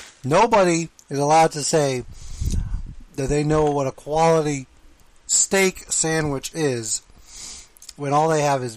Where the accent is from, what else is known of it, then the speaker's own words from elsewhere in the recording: Miami, Florida, United States; I'm from Miami.